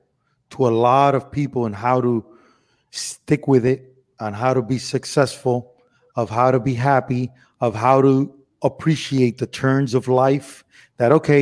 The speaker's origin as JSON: {"language": "English", "town": "Miami", "region": "Florida", "country": "United States", "tie": "born or raised there", "also_born_or_lived": "Cuba / Los Angeles", "moved": "as an adult", "said": "I'm Cuban from Miami. I was born in Cuba"}